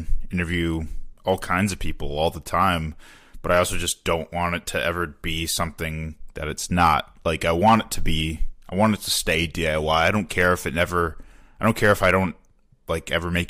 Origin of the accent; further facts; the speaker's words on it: Chicago, Illinois, United States; moved away as an adult; now in Milwaukee, United States; I'm originally from the Chicago area, but I came up here 8 years ago for school